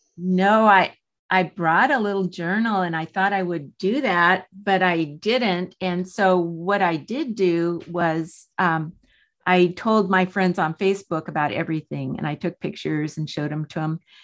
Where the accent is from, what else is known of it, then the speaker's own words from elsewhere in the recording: San Diego, California, United States; I was born in San Diego. I have lived here all my seventy-two years